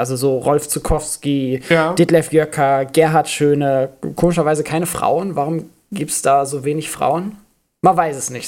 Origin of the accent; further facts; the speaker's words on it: Schleswig-Holstein, Germany; Ich bin in Schleswig-Holstein zur Schule gegangen